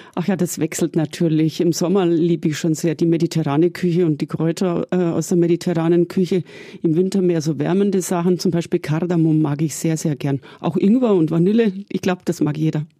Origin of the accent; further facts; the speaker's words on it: Augsburg, Bavaria, Germany; ich komme aus Augsburg